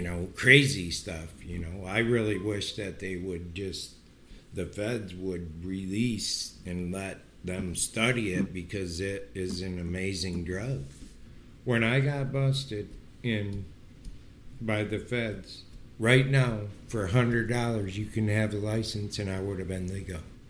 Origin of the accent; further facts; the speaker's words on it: Pinconning, Michigan, United States; we're from Pinconning